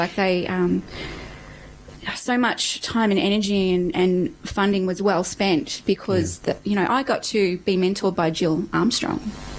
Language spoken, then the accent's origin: English; Australia; moved away; I'm from Timbula, and so I'm from the middle of nowhere, and you know, growing up there